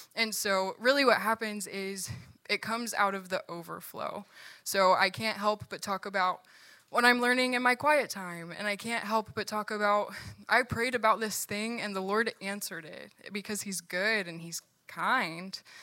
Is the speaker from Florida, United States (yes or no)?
no; Virginia, United States; moved away; I'm from Virginia, and all of my family still lives there